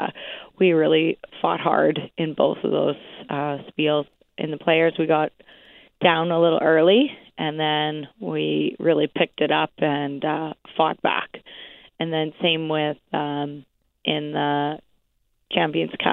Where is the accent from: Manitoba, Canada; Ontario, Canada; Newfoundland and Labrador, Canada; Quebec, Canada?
Manitoba, Canada; Gimli; born or raised there